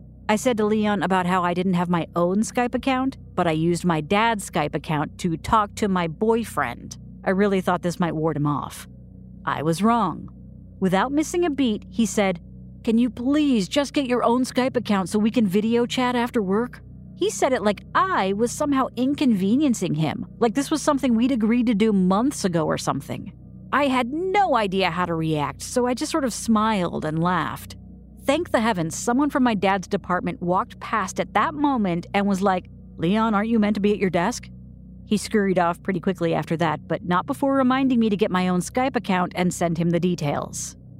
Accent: United Kingdom; I'm British, and it's therefore impossible for me to be impolite.

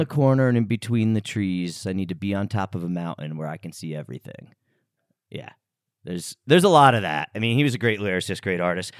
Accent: United States; we grew up here in the States

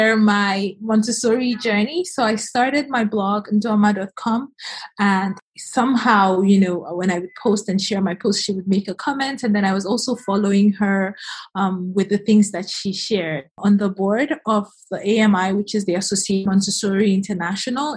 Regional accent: Nigeria; moved away as an adult; also born or lived in United States / United Kingdom; I was born in Nigeria and I moved to the U.S. on my 17th birthday, college there.

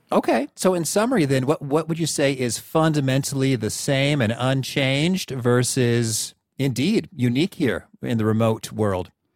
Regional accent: Central Illinois, United States; So I grew up in Central Illinois

